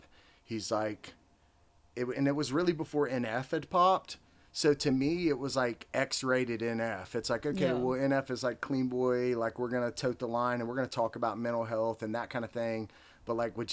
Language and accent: English; Lebanon, Tennessee, United States; growing up in Lebanon